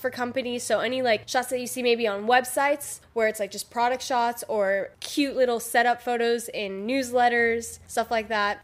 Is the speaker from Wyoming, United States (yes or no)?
no; Florida, United States; moved away as an adult; now in South Africa; I was born and raised in Florida, USA.